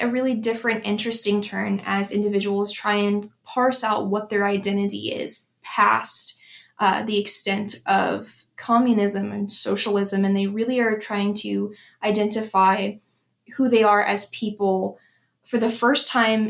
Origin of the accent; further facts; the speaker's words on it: United States; especially as an American